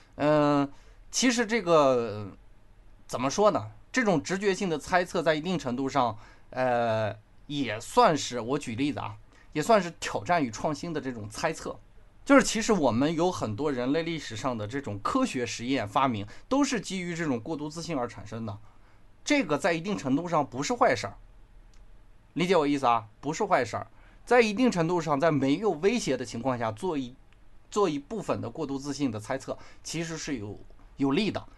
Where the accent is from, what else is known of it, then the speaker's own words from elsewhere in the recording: China; 我们中国人